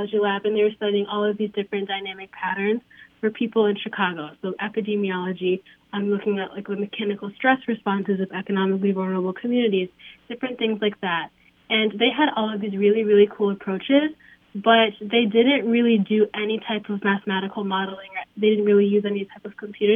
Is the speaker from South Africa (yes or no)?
no; Kenya; now in Illinois, United States; I'm from Kenya